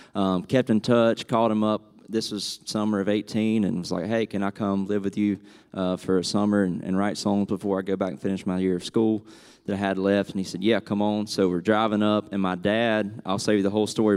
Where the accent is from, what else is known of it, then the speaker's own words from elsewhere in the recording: South Georgia, United States; now in Franklin, United States; I'm originally from South Georgia